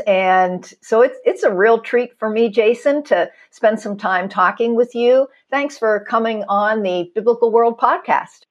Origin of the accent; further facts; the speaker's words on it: Pittsburgh, Pennsylvania, United States; I was born in Pittsburgh, grew up a Steeler fan as anybody is